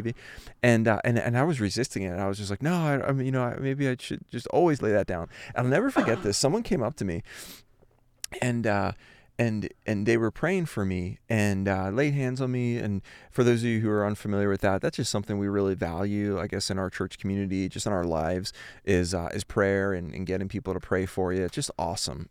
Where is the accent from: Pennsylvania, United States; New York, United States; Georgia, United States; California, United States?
Pennsylvania, United States; Philadelphia; moved away as an adult; also born or lived in Ohio; I grew up in Philadelphia, an East Coast